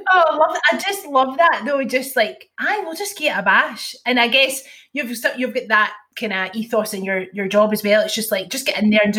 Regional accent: Bellshill, Scotland, United Kingdom; i've always known about the … because i'm from Bellshill

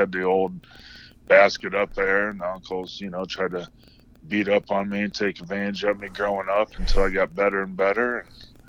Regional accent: Kendallville, Indiana, United States; moved away as an adult; also born or lived in Fort Wayne, Indiana / Auburn, Indiana; now in Sacramento, United States; I was born in Fort Wayne, lived there until I was like four, then I think lived 1 year in Auburn, and then moved to Kendallville when I started first grade or kindergarten.

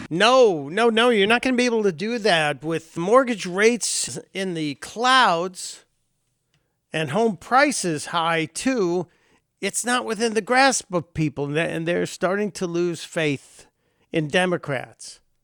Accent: Chicago, Illinois, United States; my home state of Illinois, where I was born in the city of Chicago.

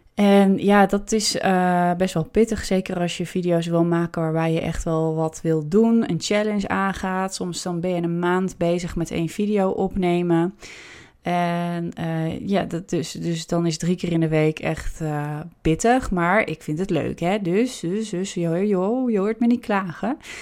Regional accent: Amsterdam, North Holland, Netherlands; als Amsterdammer

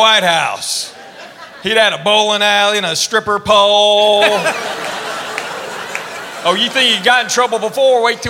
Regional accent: Knoxville, Tennessee, United States; I'm a full-blooded Korean. I was born and raised in Knoxville, Tennessee. So I'm South Korean.

